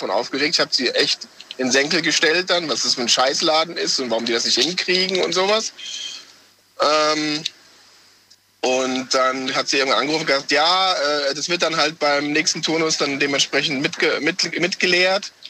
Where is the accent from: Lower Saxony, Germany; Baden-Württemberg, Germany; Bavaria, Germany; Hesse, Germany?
Hesse, Germany; Wiesbaden; Äh, Wiesbaden. Wiesbaden.